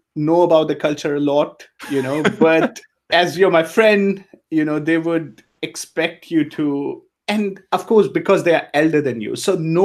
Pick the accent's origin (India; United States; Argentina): India; also born or lived in Tanzania; now in Germany; I grew up in India. I was 6 when we moved to India. And I mean, my family was always Indian. So, you know, even though I was born in Africa, in Tanzania